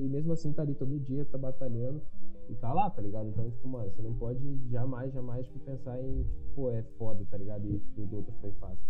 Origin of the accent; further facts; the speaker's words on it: Brazil; Eu sou, sou brasileiro